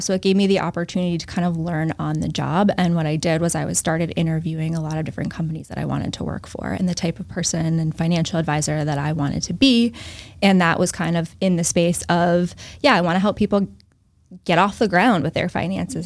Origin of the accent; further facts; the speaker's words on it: Northbridge, Massachusetts, United States; also born or lived in Newton, Massachusetts; So I grew up in Northbridge, Massachusetts, so south of Worcester